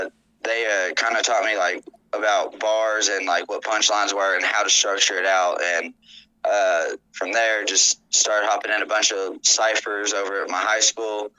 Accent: Tennessee, United States; moved away as an adult; now in New Mexico, United States; I'm originally from Tennessee. I've been living out in New Mexico since 2019

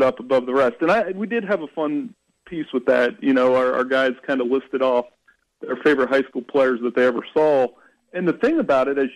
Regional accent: Ohio, United States; moved away; growing up in Ohio

